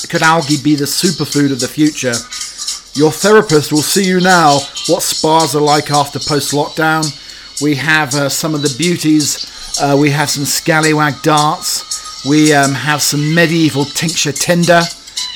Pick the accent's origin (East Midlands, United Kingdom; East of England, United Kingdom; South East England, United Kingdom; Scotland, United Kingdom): East of England, United Kingdom; Norfolk; in Norfolk, my hometown.